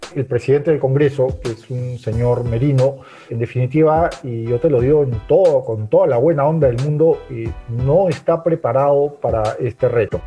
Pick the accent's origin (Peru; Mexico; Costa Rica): Peru